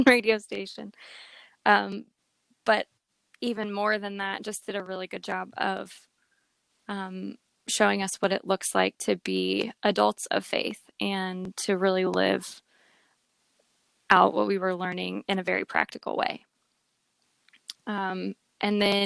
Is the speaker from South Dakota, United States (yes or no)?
no; New Jersey, United States; moved away as an adult; also born or lived in Indiana / Colorado; I moved from New Jersey out to Colorado, where I was an adult on my own without my family.